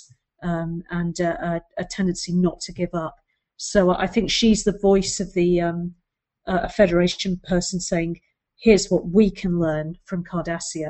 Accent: United Kingdom; being a British viewer of an American show

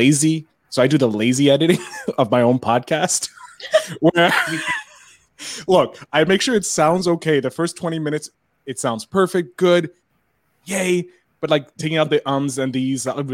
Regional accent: Canada; I'm a Canadian

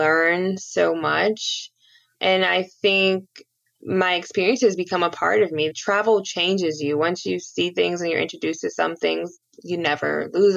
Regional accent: Cleveland, Ohio, United States; I grew up watching LeBron in Cleveland.

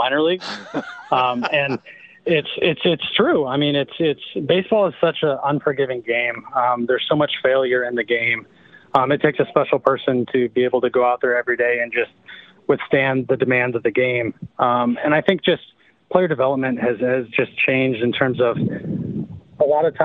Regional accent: Midwest, United States; I grew up in the Midwest.

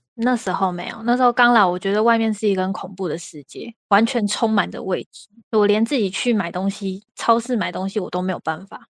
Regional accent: Taiwan; also born or lived in Taoyuan / Taipei; now in China; 倒不是很常搬家，是我小时候太难带了，所以我其实小时候是在外婆家长大，然后就有一段时间是在外婆家跟在我们家，就台北跟桃园之间这样来回。就我好不容易习惯在桃园的生活，我又要被带回台北，然后好不容易习惯在台北，我又要被带回桃园这样

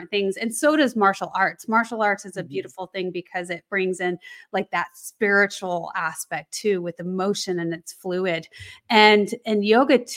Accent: Colorado, United States; I grew up in Colorado

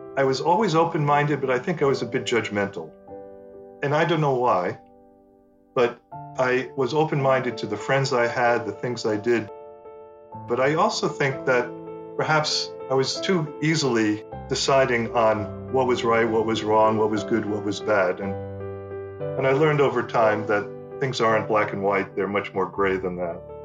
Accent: United States; first language English; moved away as an adult; also born or lived in Paris; growing up in the US

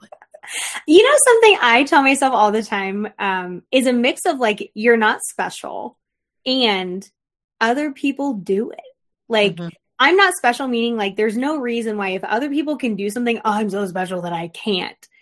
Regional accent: Florida, United States; I grew up in Florida with a lot of my dad's family

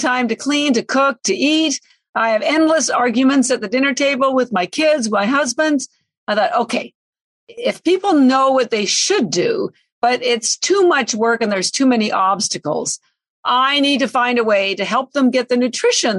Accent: Canada; now in Boston, United States; I'm Canadian, but I live in Boston

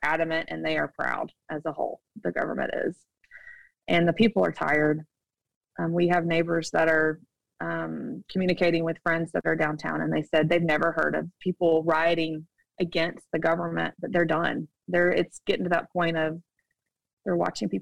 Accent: United States; moved away as an adult; now in Shanghai, China; we have an American passport

